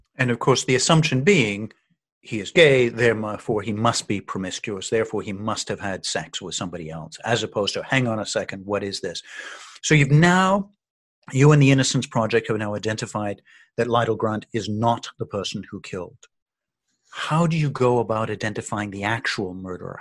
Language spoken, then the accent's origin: English; Canada; I'm from Canada